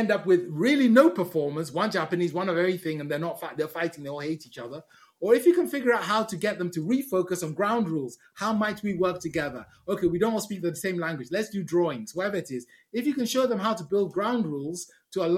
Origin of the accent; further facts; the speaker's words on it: Ghana; moved away; also born or lived in United Kingdom; I was born in Ghana.